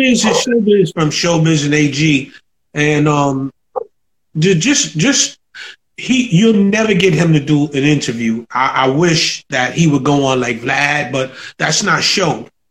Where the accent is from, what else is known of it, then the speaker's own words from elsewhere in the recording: New York City, New York, United States; I'm from Soundview